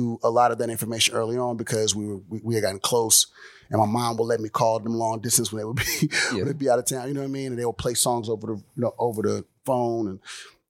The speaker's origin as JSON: {"language": "English", "town": "Houston", "region": "Texas", "country": "United States", "tie": "born or raised there", "also_born_or_lived": "Miami", "said": "Born in Miami, raised in Houston."}